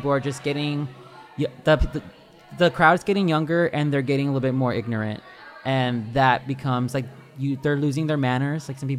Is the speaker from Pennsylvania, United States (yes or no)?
no; Houston, Texas, United States; The Houston area.